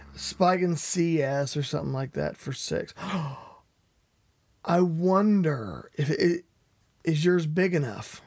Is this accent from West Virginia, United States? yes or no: yes; West Virginia, United States; I am from West Virginia.